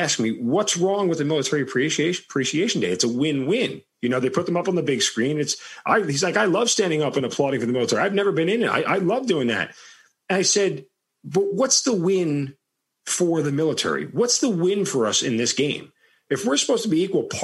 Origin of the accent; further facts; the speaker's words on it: Long Island, New York, United States; I'm from Long Island, and that's where I grew up.